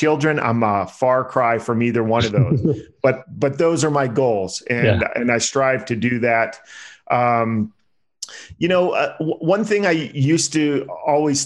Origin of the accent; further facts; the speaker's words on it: Pennsylvania, United States; now in Las Vegas, United States; I'm from Pennsylvania.